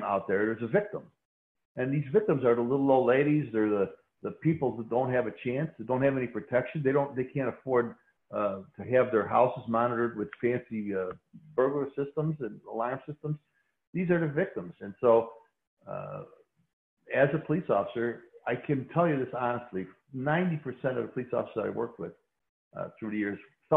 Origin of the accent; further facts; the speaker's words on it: Chicago, Illinois, United States; Chicago's a city of neighborhoods, an ethnic neighborhood. And I grew up near the Stockyards when they were still operating, in an old Polish neighborhood, Lithuanian neighborhood